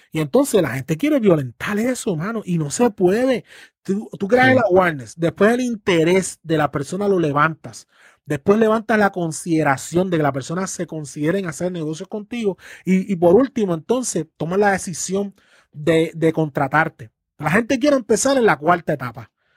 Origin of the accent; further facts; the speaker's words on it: Puerto Rico; las generaciones que estamos hoy en Puerto Rico